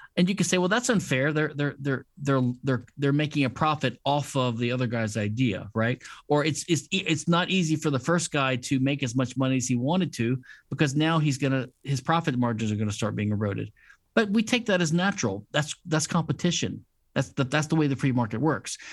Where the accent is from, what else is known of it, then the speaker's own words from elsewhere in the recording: Louisiana, United States; I'm from Louisiana, which is a civil law state